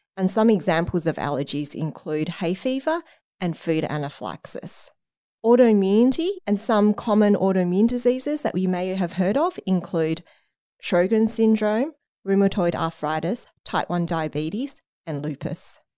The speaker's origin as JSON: {"language": "English", "town": "Canberra", "region": "Australian Capital Territory", "country": "Australia", "tie": "born or raised there", "also_born_or_lived": "Sydney", "moved": "as an adult", "said": "I grew up in Canberra"}